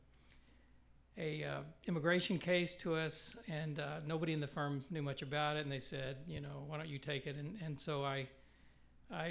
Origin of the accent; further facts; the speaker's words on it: West Texas, United States; moved away as an adult; also born or lived in New York; now in Kansas City, United States; I grew up in West Texas and grew up in church